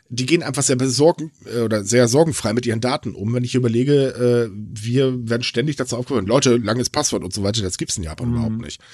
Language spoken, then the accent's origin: German; Germany; bei uns in Deutschland